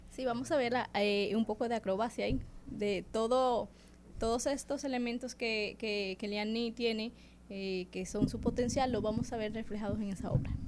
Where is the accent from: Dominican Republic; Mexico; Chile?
Dominican Republic; soy dominicana